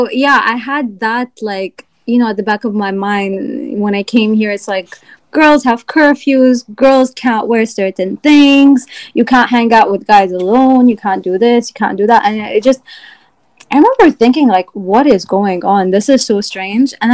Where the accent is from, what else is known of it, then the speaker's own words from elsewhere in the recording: Egypt; also born or lived in Virginia; now in United States; I had to also like overcome some sort of xenophobia because I came from Egypt as well, and I had you know southern teachers.